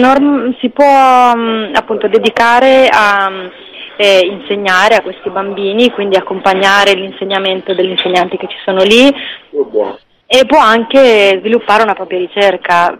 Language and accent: Italian; Friuli-Venezia Giulia, Italy; io vengo dal Friuli